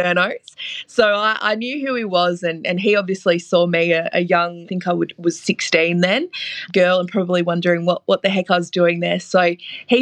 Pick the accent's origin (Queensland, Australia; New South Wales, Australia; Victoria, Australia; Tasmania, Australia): Victoria, Australia; Ballarat; accent: Australian; I grew up in Ballarat and I loved sport locally